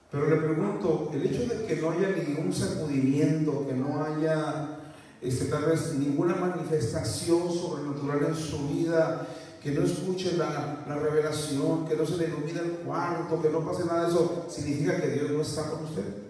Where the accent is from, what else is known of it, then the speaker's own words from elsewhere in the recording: southern Mexico, Mexico; now in Ciudad Juárez, Mexico; los que somos del sur, bueno, yo no soy de Veracruz, pero casi soy de allá